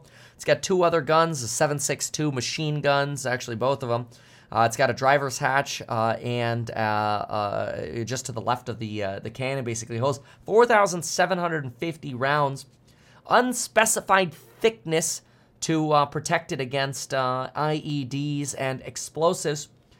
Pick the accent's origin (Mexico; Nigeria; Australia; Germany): Germany; born there; I'm allowed to do that because I was born in Germany. And I also hold German citizenship. I'm a dual citizen.